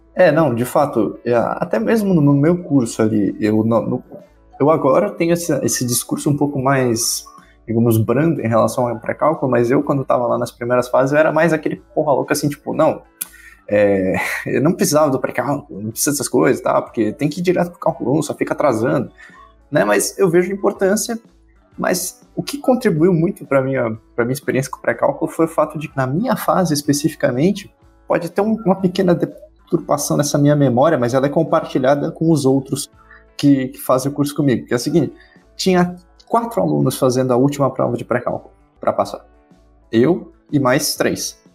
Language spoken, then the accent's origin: Portuguese; Ascurra, Santa Catarina, Brazil; sou da cidade de Ascurra, Santa Catarina